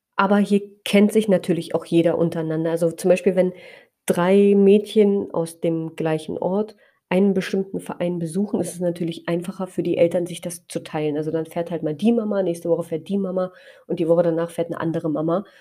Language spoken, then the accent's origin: German; Spreewald, Brandenburg, Germany; so sehr verwurzelt fühle in meiner Heimat im Spreewald